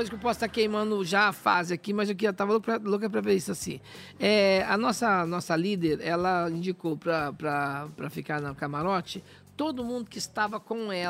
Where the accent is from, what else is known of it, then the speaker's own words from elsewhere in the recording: Minas Gerais, Brazil; Somos mineiros, a gente fala que nossa.